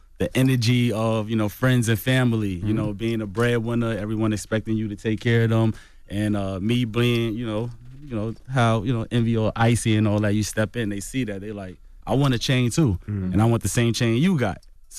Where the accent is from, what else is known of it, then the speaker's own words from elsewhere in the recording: Coney Island, New York, United States; But Coney Island is all about basketball.